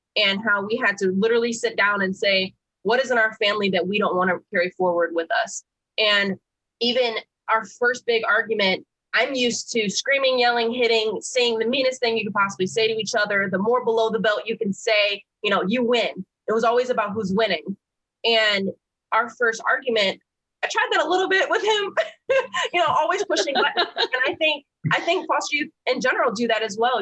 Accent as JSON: {"language": "English", "town": "Flint", "region": "Michigan", "country": "United States", "moved": "yes", "said": "I'm from Flint, Michigan. And so I wanted to go back where I was from. I had like this regret and all these negative feelings of being taken away from there."}